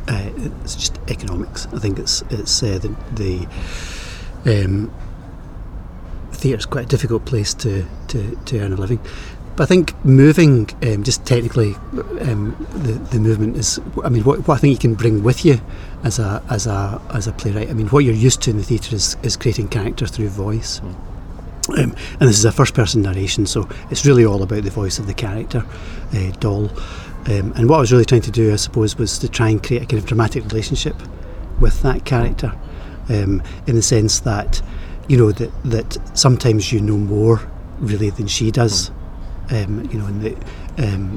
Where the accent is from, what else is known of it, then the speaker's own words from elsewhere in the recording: Clydebank, Scotland, United Kingdom; I am Scottish, I'm from Clydebank